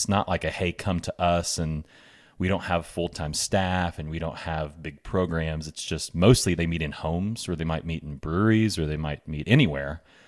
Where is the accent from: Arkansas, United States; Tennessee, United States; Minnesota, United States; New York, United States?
Arkansas, United States; Bentonville; I was raised in Bentonville. Been here my whole life since kindergarten. Graduated here, left for school for a few years, came back here